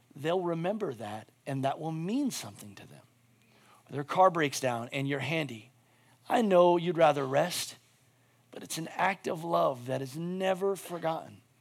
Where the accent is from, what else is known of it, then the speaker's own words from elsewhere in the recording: United States; as an American